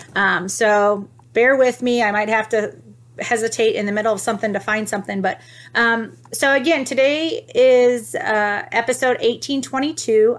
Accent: Toledo, Ohio, United States; I'm from Ohio, guys. So um, I'm from Toledo

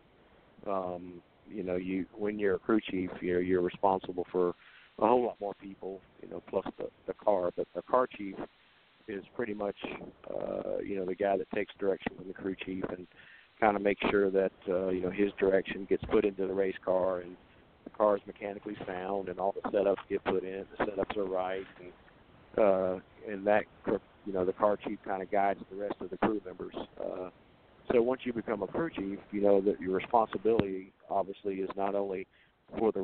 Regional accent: Daytona Beach, Florida, United States; it was my hometown, and I grew up, you know, not even 6 miles from that place. And I was born at Halifax Hospital

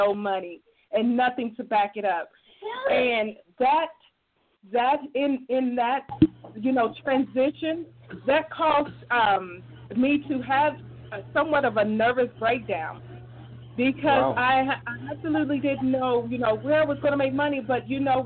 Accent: Dayton, Ohio, United States; moved away as an adult; now in Columbus, United States; I am originally from Dayton, Ohio. I moved to Columbus, Ohio back in 98 to attend the Ohio

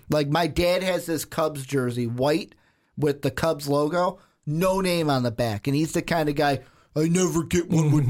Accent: Chicago, Illinois, United States; I'm from Chicago

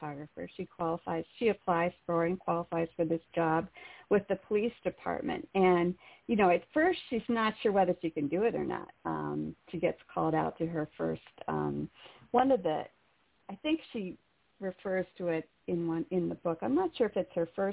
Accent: Carlisle, Pennsylvania, United States; I grew up in Carlisle

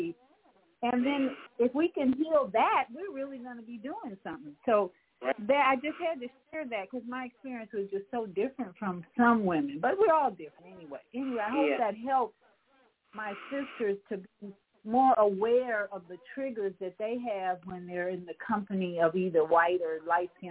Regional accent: Chicago, Illinois, United States; growing up in Hyde Park, which is a very diverse racial community

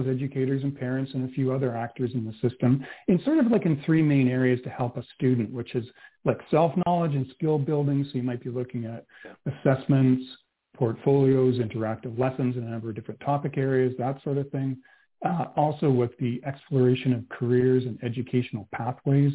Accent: Canada; now in Öland, Sweden; I am a Canadian transplanted here in Sweden

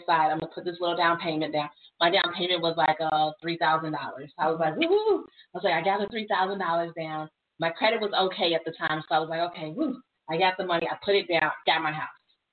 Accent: Jamaica; I'm Jamaican

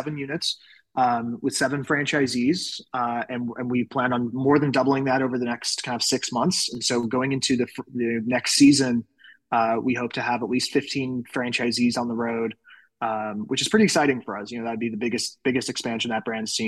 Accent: England, United Kingdom; also born or lived in Salt Lake City area, Utah, United States; now in United States; I was originally born and raised in the United Kingdom. So I was born and raised in England

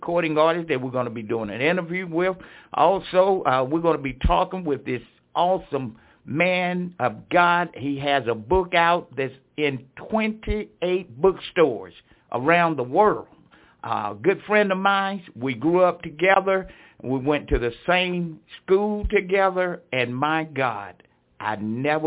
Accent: Franklinton, North Carolina, United States; my hometown, Franklinton, North Carolina

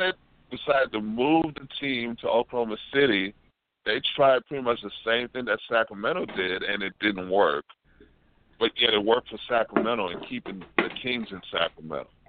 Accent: Haiti; we're both from Haiti

